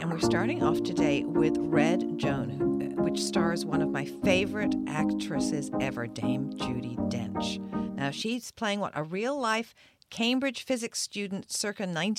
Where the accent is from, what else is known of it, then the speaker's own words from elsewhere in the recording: Australia; now in Canada; I grew up in Australia